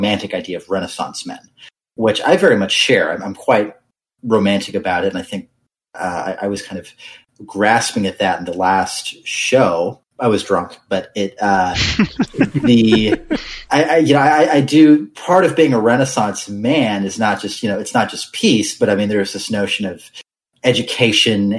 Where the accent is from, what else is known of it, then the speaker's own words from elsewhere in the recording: United States; I'm an American